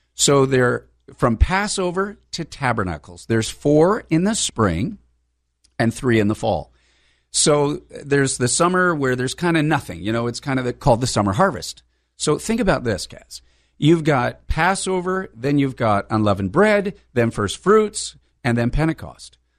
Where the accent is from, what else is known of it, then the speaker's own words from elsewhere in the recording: El Cajon, California, United States; I'm a, a local San Diegan. I was born and, born and raised in East County, in El Cajon